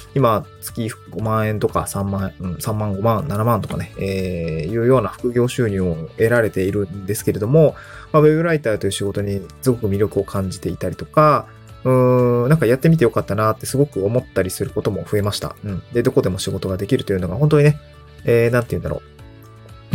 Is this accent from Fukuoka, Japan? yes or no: no; Niigata, Japan; also born or lived in Aomori / Tokyo; now in Awaji Island, Japan; 僕も大学は青森で、で、地元が新潟で